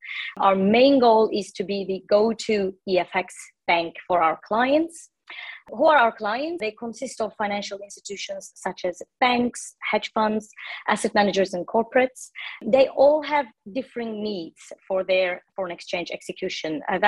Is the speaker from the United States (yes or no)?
no; Istanbul, Turkey; So I'm originally from Turkey. I was born in Istanbul and raised in Turkey as well. I studied economics in Istanbul University. All my education was in Turkey.